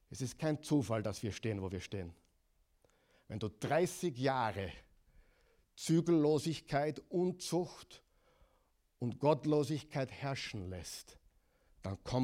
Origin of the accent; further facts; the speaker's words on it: Oklahoma, United States; In, in meiner Heimatstadt, in Oklahoma, 600 Gemeinden und die, die Stadt ist 500.000. Die ist dreimal so groß wie, wie, wie, wie Linz.